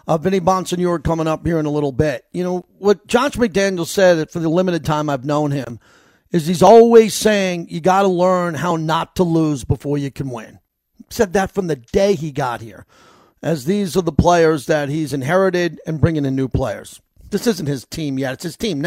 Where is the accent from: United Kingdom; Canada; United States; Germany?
United States; New York; now in Las Vegas, United States; I'm from New York